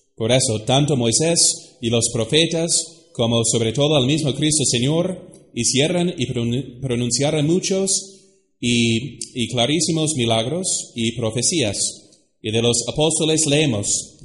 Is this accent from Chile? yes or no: no; United States; now in Mexico; Se lo digo como gringo ¿eh? de los Estados Unidos